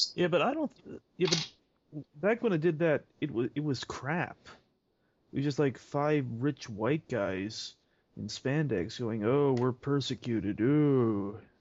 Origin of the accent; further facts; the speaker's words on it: Canada; I am Canadian